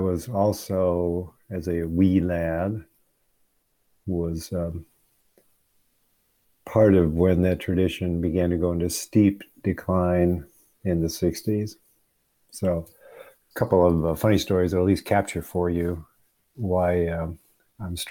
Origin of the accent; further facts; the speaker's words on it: Michigan, United States; moved away; I grew up in the Episcopal Church, USA, from the late great state of Michigan